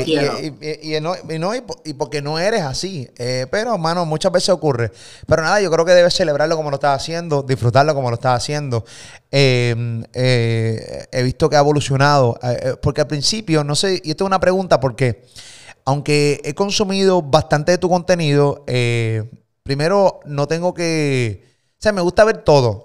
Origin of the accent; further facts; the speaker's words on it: Puerto Rico; Yo vivo en Puerto Rico, eh, soy puertorriqueño